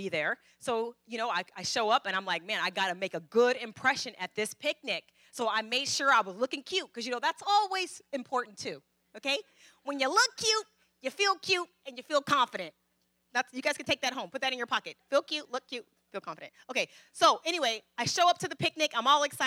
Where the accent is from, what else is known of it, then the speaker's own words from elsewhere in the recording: Fairfield, California, United States; also born or lived in Vallejo; I'm from Fairfield, but, you know, I went to school in Vallejo